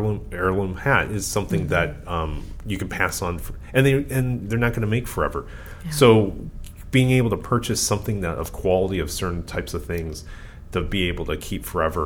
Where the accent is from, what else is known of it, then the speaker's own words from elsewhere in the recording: California, United States; as a Californian.